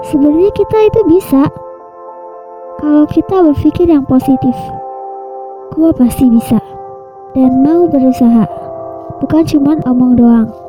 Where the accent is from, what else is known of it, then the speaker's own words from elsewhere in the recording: Bogor, West Java, Indonesia; Sebelumnya kenalin … Umur gue 20 tahun Gue asal Bogor